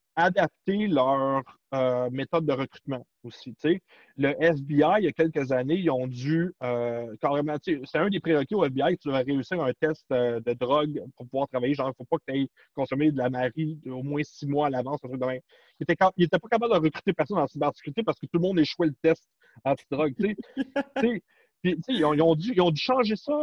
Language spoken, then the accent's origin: French; Canada; chez nous, au Canada et aux États-Unis